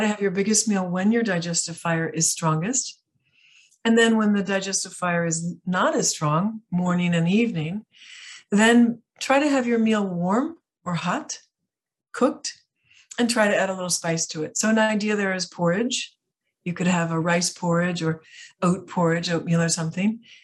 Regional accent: outside of Chicago, Illinois, United States; moved away; also born or lived in Italy / France; I grew up outside of Chicago

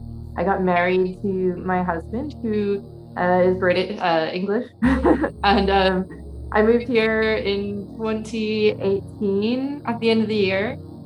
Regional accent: Florida, United States; moved away as an adult; now in London, United Kingdom; I'm currently an American living in London.

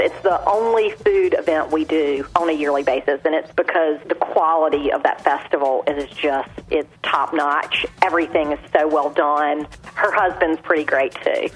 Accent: Tarboro, North Carolina, United States; I married someone who loves my hometown as much as I do because he's passionate about making Tarboro such a special, special place

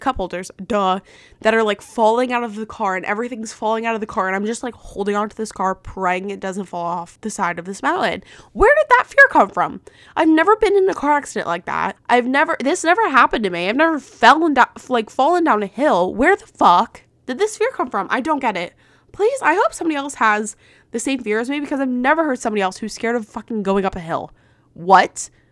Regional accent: New Jersey, United States; I'm from New Jersey

